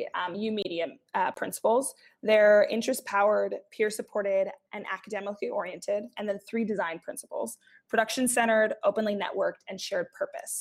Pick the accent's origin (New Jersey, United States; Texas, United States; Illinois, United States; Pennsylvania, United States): Illinois, United States; Chicago; from one Chicago native to another